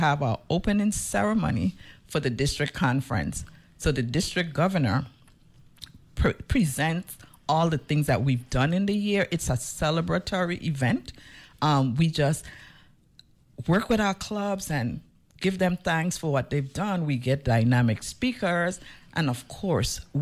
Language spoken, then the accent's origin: English; U.S. Virgin Islands; also born or lived in St. Thomas; I hail from St. Croix